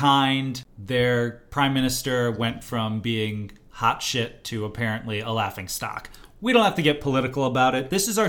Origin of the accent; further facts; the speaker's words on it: Quebec, Canada; moved away; I am from Quebec.